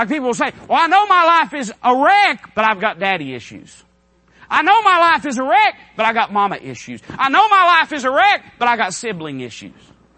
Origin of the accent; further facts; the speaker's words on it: United States; as an American citizen